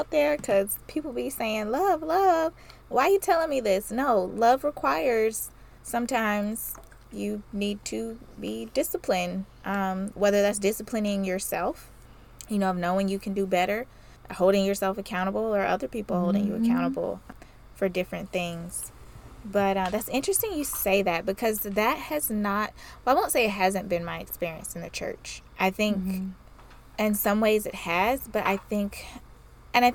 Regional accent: the South, United States; I like growing up in the South

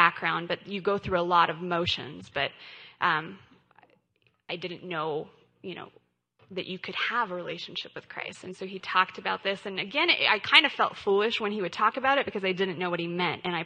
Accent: Colorado, United States; I grew up in Colorado. I was born and raised here

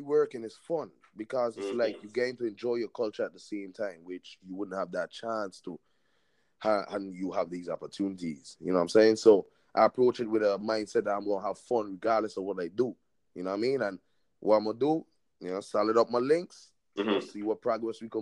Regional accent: U.S. Virgin Islands; also born or lived in Trinidad (parents); now in Orlando, United States; I was born in the VI

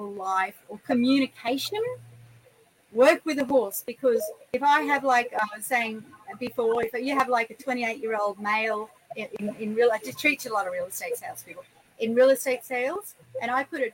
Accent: Mundi, Queensland, Australia; also born or lived in Brisbane; I was born and bred in Mundi, went to Mundi school, never thought I'd ever come back

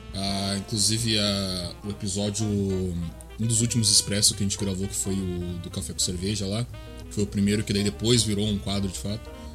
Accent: Porto Alegre, Rio Grande do Sul, Brazil; sou de Porto Alegre, sou gaúcho

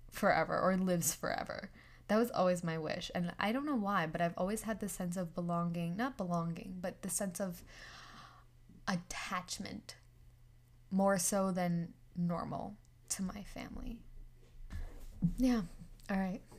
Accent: New York, United States; also born or lived in India; Well, I am from New York, actually. like ethnicity wise, I'm Indian.

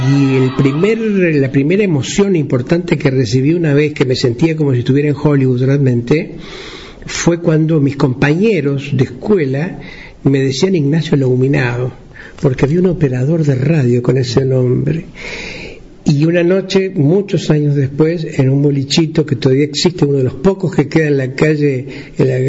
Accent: interior, Uruguay; En los pueblos del interior, de donde yo vengo, nosotros nos conectábamos con el mundo. Si la felicidad existía, existía en otro lado, lejos en Montevideo, que era uno de los ombligos del mundo en aquella época

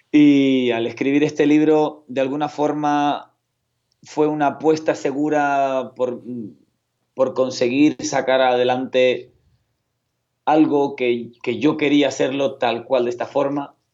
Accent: Canary Islands, Spain; Sí, yo como buen canario hablo a una velocidad parecida a la de los argentinos, pero si quiero hacerme entender, también sé frenar.

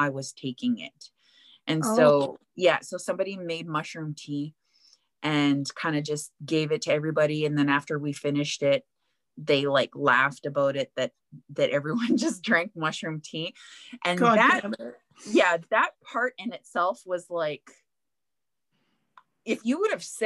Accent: Winnipeg, Manitoba, Canada; moved away; also born or lived in Edmonton; I'm from Winnipeg, camping all of my kid life

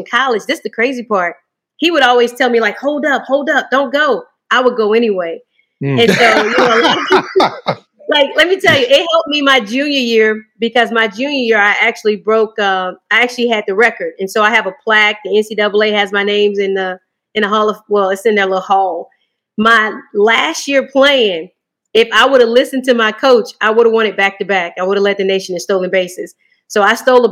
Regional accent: Winston-Salem, North Carolina, United States; I'm from the same city where I'm coaching at. So growing up in Winston was a little different.

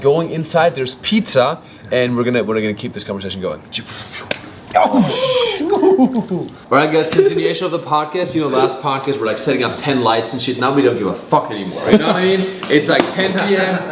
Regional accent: Germany; moved away; I had to go back to Germany

